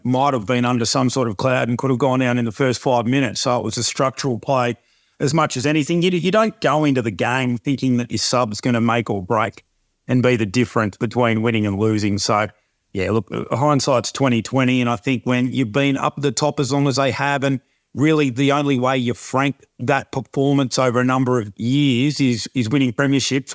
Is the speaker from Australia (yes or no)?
yes; Gold Coast, Queensland, Australia; moved away; I've got great memories from, uh, from growing up on the Gold Coast